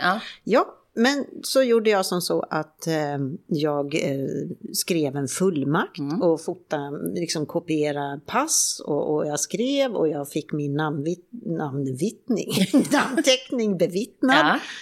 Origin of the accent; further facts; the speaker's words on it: Sweden; moved away as an adult; now in Spain; hemma i Sverige